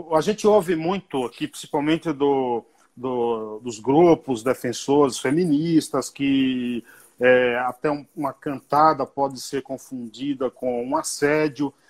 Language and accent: Portuguese; Bahia, Brazil; eu fui criado na roça, lá na Bahia